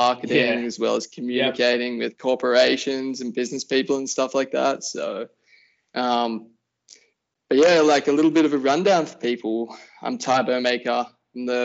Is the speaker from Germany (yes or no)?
no; Wollongong, New South Wales, Australia; I'm born and raised in Wollongong, which is just the south Gong. Of Sydney.